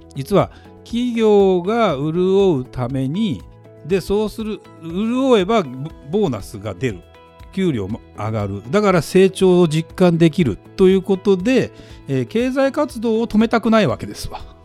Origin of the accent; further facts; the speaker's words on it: Saitama, Japan; now in Tokyo, Japan; だからまあ東京埼玉で育って東京で住んでてね